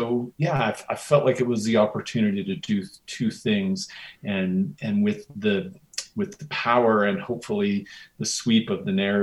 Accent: Spokane, Washington, United States; born or raised there

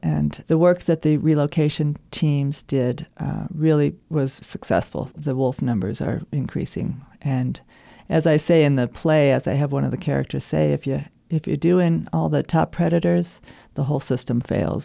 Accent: Los Alamos, New Mexico, United States; also born or lived in Montana; my experience growing up in Los Alamos

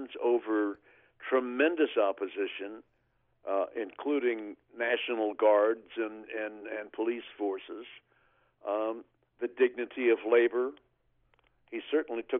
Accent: Oklahoma, United States; my hometown in Oklahoma

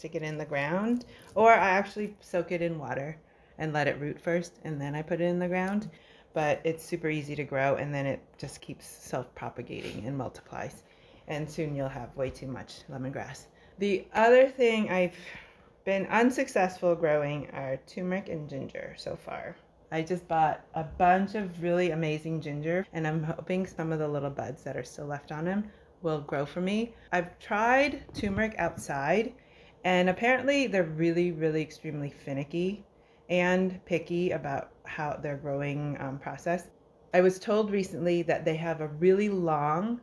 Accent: north suburb of Chicago, Illinois, United States; also born or lived in Cambodia; we immigrated to a north suburb of Chicago in January

